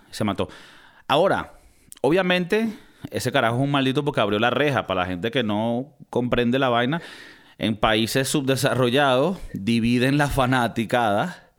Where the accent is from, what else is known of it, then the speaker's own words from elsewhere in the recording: Venezuela; moved away; Nosotros venimos de Venezuela